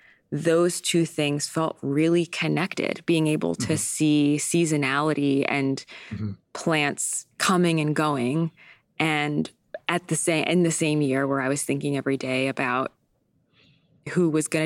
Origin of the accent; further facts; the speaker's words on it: San Diego, California, United States; also born or lived in Vermont; now in New York, United States; I grew up in San Diego